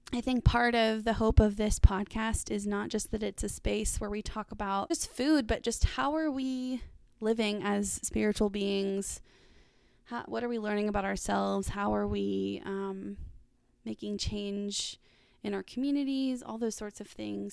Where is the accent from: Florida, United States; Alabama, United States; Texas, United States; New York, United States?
Texas, United States; Dallas; moved away as an adult; now in Arkansas, United States; I grew up in Dallas and lived there pretty recently